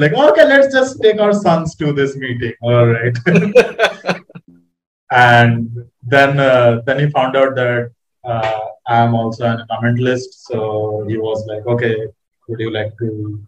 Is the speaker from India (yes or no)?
yes; India; from India